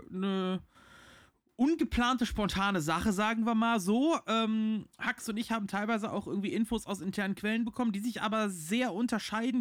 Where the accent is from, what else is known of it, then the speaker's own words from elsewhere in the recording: Rhineland, Germany; für mich als Rheinländer